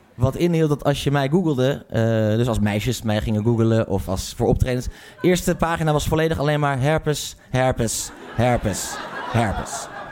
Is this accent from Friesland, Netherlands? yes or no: no; Haren, Groningen, Netherlands; Ik kom uit Groningen, of eigenlijk ik kom uit, uit Haren